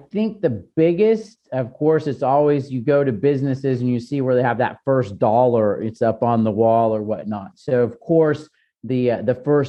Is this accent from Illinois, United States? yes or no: no; Southern California, United States; moved away as an adult; also born or lived in New York / Germany / Italy; where I grew up in Southern California